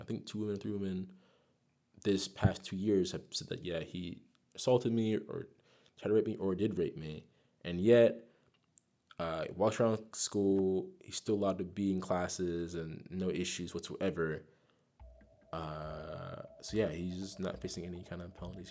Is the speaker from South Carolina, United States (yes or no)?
yes; Greer, South Carolina, United States; moved away as an adult; also born or lived in Amsterdam; I'm from, uh, Greer, South Carolina. Raised in Gre-, Greer, South Carolina.